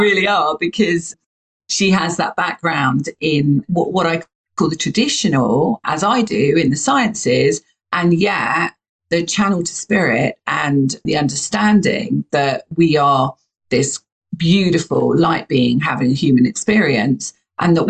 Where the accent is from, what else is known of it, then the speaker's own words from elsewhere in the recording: United Kingdom; you can hear my accent. I'm from the UK